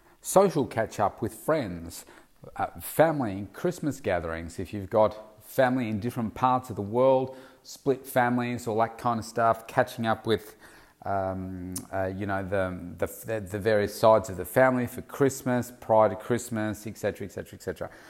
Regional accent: Melbourne, Victoria, Australia; Certainly here in my hometown of Melbourne, it can get really, really hot in February.

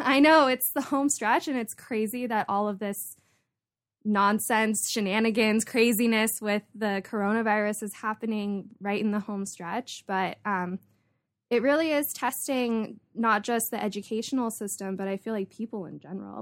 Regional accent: Santa Barbara, California, United States; I was born and raised here in Santa Barbara

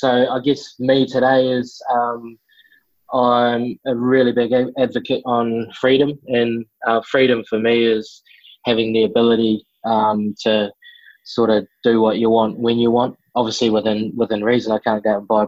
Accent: New Zealand; also born or lived in Melbourne, Australia; now in Sunshine Coast, Australia

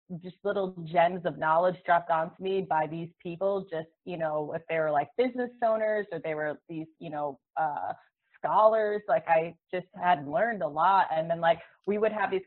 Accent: Buffalo, New York, United States; moved away as an adult; now in Los Angeles, United States; I grew up in Buffalo, New York, but I've lived in LA since I was 19

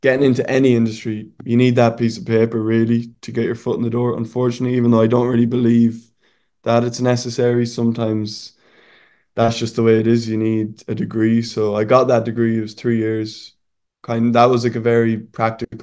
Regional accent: Sligo, Connacht, Ireland; moved away as an adult; now in Spain; in Ireland, where I'm from, so I'm from Sligo in the west of Ireland.

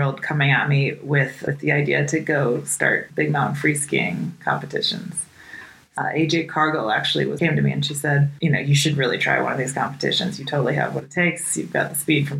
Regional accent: the West, United States; now in Jackson, Wyoming, United States; Growing up in the West, this area was not foreign to me.

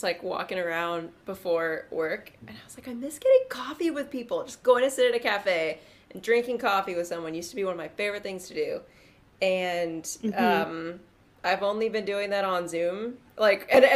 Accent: San Diego, California, United States; moved away as an adult; now in San Francisco, United States; I grew up in San Diego and I've been in San Francisco for 5 years ish now

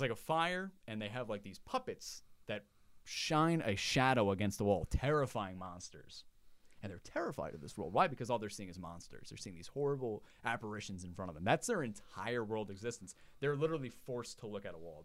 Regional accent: Long Island, New York, United States; I was raised in Long Island in a very conservative town

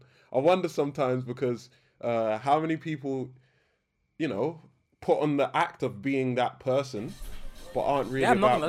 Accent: London, United Kingdom; I'm from Brixton.

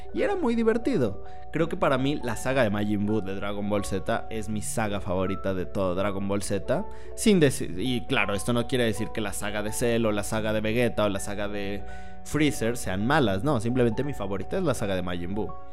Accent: Mexico; soy de México

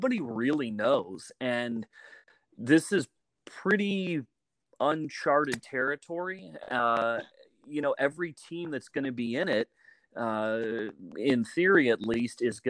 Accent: Woodland Park, Colorado, United States; Grew up in a really small town called Woodland Park, and it's up in the mountains, very cold.

